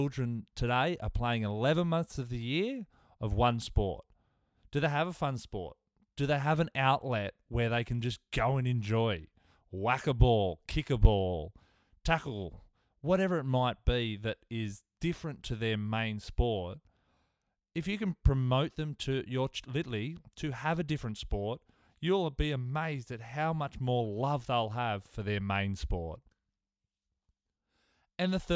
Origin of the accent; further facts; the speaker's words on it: Tamworth, New South Wales, Australia; Somebody I grew up with in Tamworth